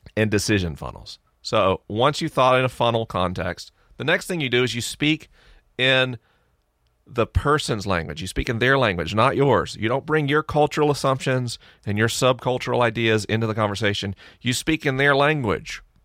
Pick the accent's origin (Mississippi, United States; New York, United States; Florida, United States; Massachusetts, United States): Florida, United States; Tallahassee; now in Los Angeles, United States; my hometown's Tallahassee